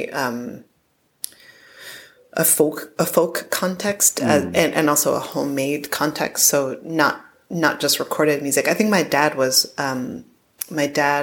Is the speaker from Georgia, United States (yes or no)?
no; Connecticut, United States; also born or lived in New Jersey / Bronx, New York; ended up in Connecticut, which is where I spent most of my growing up